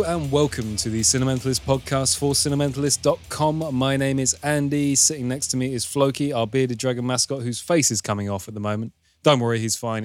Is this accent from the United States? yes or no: no; United Kingdom; I'm British